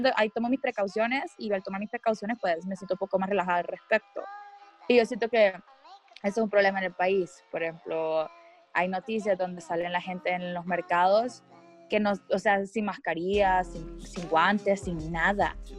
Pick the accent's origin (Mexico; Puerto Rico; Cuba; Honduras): Honduras; como hondureño